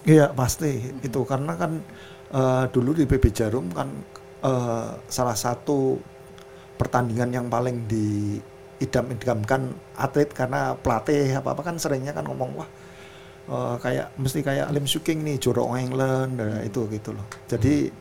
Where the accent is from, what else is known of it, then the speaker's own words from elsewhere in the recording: Kudus, Central Java, Indonesia; kita dari Kudus